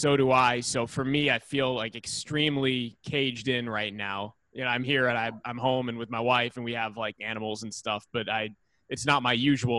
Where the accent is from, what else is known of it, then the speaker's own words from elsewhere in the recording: Worcester, Massachusetts, United States; Yeah. I'm from Worcester.